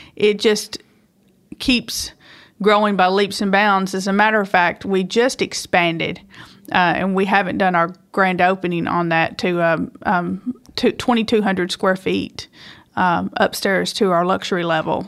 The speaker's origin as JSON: {"language": "English", "town": "Woodland Mills", "region": "Tennessee", "country": "United States", "tie": "born or raised there", "also_born_or_lived": "Hickman, Kentucky", "said": "I grew up in Woodland Mills, Tende-, Tennessee"}